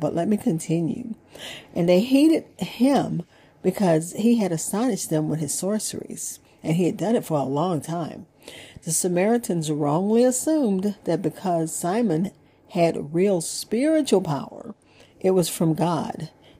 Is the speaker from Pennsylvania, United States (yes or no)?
no; Opelousas, Louisiana, United States; we grew up in Opelousas